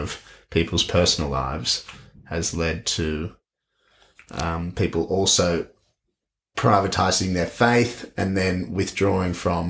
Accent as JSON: {"language": "English", "country": "Australia"}